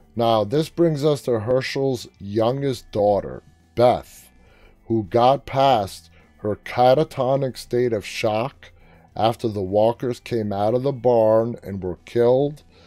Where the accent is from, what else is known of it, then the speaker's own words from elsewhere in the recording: New York City, New York, United States; I grew up in New York City, and growing up my entire life in New York City